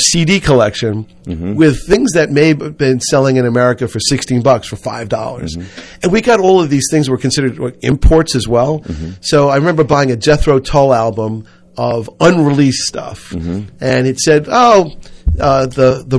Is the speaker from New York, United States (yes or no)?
yes; New York City, New York, United States; I grew up in Whitestone